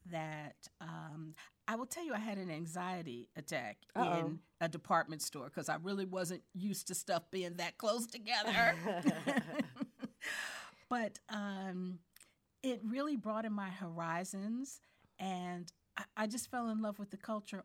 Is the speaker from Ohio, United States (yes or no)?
no; Newark, New Jersey, United States; And then to leave Accra and remember that it is the sister city to my hometown of Newark, New Jersey.